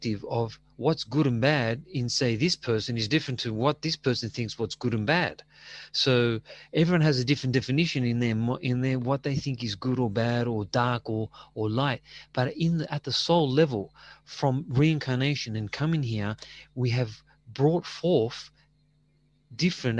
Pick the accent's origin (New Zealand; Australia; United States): Australia; I'm Australian, you know, with Greek parents.